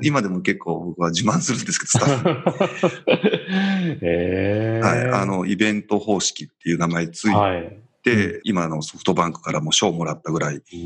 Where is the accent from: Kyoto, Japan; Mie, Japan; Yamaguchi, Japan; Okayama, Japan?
Mie, Japan; Shima; 生まれは、はい、えっ、ー、と、三重県の志摩市っていうところですね。あの、伊勢志摩サミットが行われたあたりの、本当に島出身ですね。